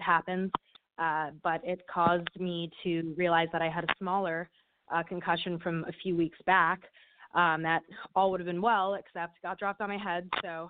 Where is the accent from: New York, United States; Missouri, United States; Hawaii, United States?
New York, United States; New York City; I'm from Manhattan originally